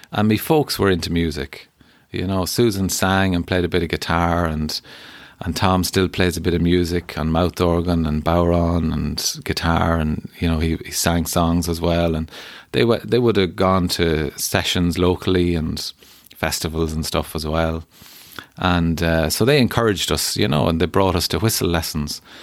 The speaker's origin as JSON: {"language": "English", "town": "Keadue", "region": "Connacht", "country": "Ireland", "tie": "born or raised there", "said": "I grew up in a town land called Derrynacusan"}